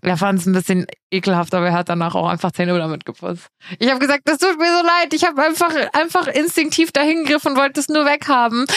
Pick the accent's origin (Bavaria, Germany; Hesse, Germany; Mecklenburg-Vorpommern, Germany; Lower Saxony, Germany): Hesse, Germany; Giessen; moved away as an adult; now in Munich, Germany; in Gießen, also in meiner Heimat